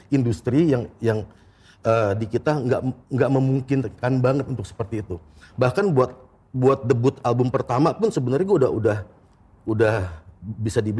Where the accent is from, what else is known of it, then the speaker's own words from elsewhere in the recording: Jakarta, Indonesia; born there; Enggak, gue lahir di Jakarta, tapi gue kuliah di Bandung.